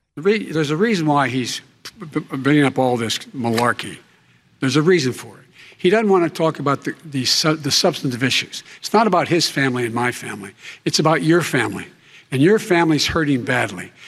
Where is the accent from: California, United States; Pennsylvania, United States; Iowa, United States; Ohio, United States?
Pennsylvania, United States; Scranton; moved away; also born or lived in Claymont, Delaware; I grew up in Scranton and Claymont